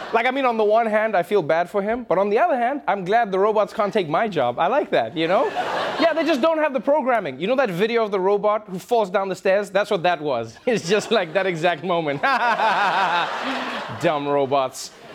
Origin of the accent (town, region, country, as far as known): South Africa